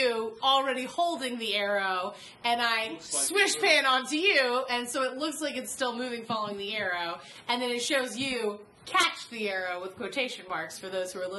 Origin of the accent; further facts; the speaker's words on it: North Carolina, United States; I'm from North Carolina.